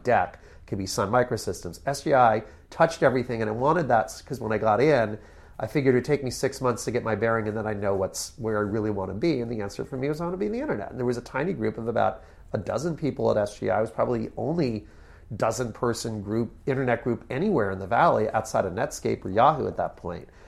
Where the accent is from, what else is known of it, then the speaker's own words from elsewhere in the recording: Connecticut, United States; moved away; also born or lived in New York City / California; I grew up in Connecticut